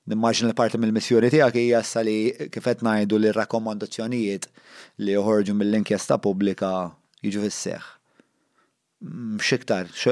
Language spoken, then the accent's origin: Maltese; Malta; aħna l-Maltin